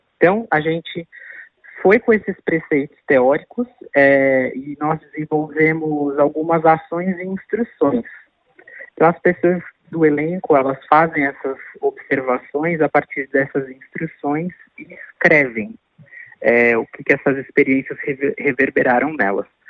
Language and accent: Portuguese; Brazil